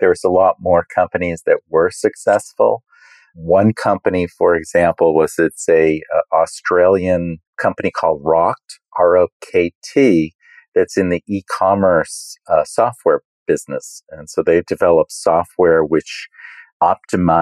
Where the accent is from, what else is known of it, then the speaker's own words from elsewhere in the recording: United States; being an American